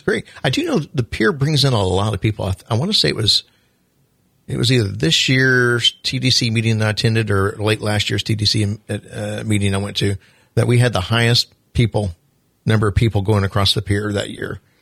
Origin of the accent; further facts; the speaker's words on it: Southwest Missouri, United States; now in Flagler Beach, United States; I'm from Southwest Missouri